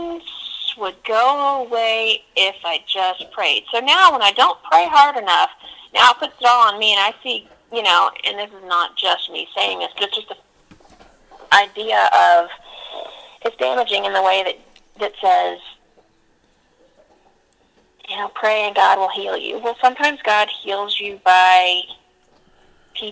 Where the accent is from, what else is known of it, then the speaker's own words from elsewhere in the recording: Georgia, United States; I was born and raised in Georgia